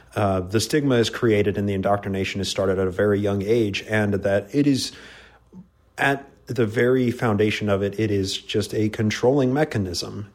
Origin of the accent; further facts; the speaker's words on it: just north of Salt Lake City, Utah, United States; I was born in the Covenant. Yep, uh, BIC here in uh, Utah, just north of Salt Lake City